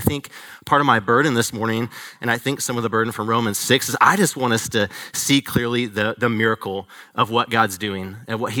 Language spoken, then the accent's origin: English; Atlanta, Georgia, United States; moved away; I'm originally from Atlanta.